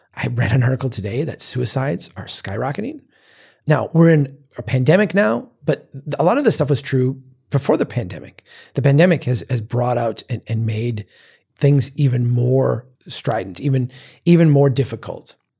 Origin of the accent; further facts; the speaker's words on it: Minnesota, United States; my home state